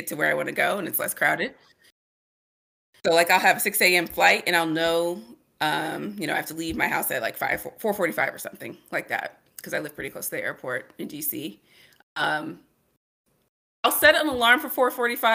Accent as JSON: {"language": "English", "town": "Kansas City", "region": "Missouri", "country": "United States", "tie": "born or raised there", "also_born_or_lived": "Lafayette, Louisiana / Dallas, Texas", "said": "we moved to Kansas City, Missouri, when I was in second grade. And that's basically where I grew up, Kansas City, Missouri."}